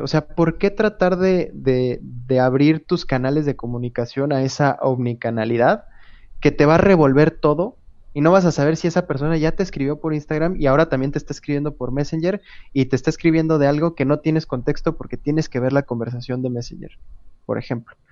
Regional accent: Querétaro, Mexico; also born or lived in Monterrey; Yo soy de Querétaro, me fui a Monterrey, pero conservé en WhatsApp mi número de Querétaro

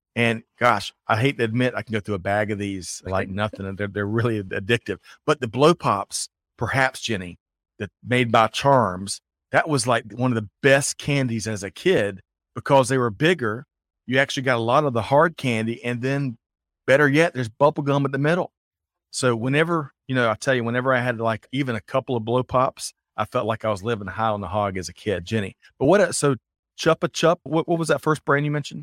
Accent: Aiken, South Carolina, United States; I grew up in Aiken, South Carolina

